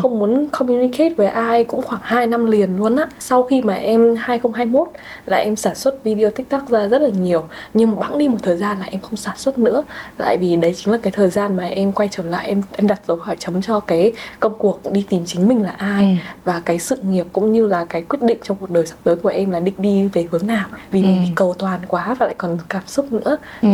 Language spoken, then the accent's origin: Vietnamese; Vietnam; mình là người à. Việt Nam